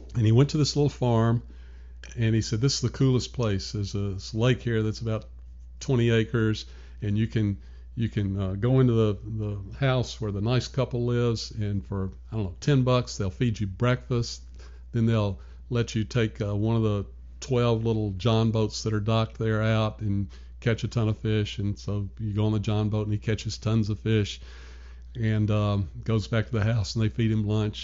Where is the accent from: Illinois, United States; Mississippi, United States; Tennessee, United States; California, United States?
Tennessee, United States; Nashville; moved away as an adult; also born or lived in New York; now in Richmond, United States; born and raised in Nashville, Tennessee.